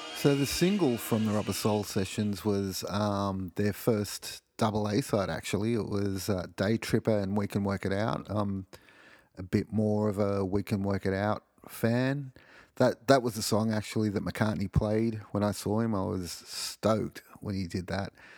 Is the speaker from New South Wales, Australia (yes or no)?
yes; Sydney, New South Wales, Australia; I grew up in Sydney, Australia